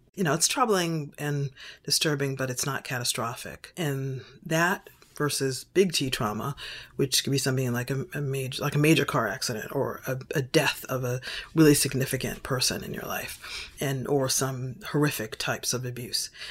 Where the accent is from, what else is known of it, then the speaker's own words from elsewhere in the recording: Boston, Massachusetts, United States; moved away; I was born in Boston, raised in Boston, and thought I'd never leave Boston